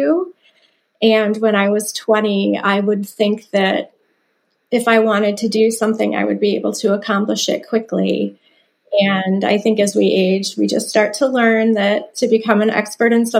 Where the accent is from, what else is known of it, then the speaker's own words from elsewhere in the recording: Dearborn, Michigan, United States; I am from Dearborn, Michigan, which is a suburb of Detroit.